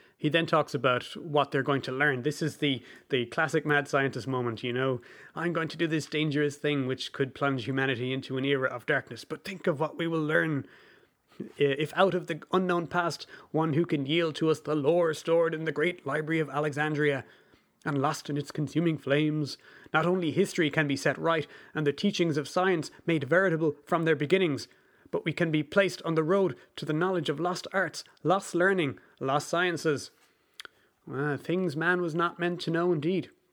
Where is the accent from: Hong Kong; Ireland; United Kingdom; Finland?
Ireland; I'm Irish